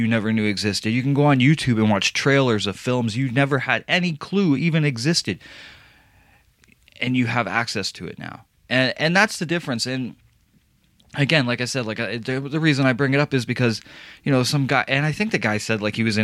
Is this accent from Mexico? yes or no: no; Windsor, Ontario, Canada; born or raised there